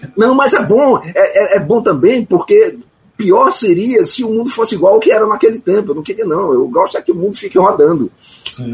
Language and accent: Portuguese; Campina Grande, Paraíba, Brazil; nasci em Campina Grande, é, todos, todo mundo da minha família, eu, eu tenho um irmão e duas irmãs, todos nascemos lá.